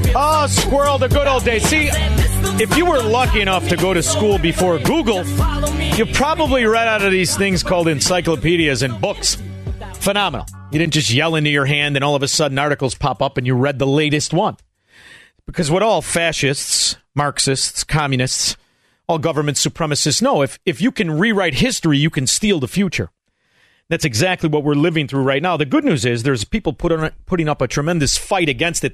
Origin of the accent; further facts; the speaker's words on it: Chicago, Illinois, United States; I'm from Chicago